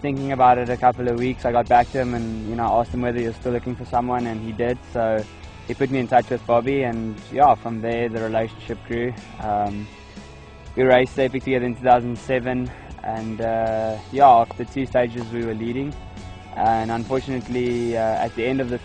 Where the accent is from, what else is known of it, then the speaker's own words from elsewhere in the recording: South Africa; from South Africa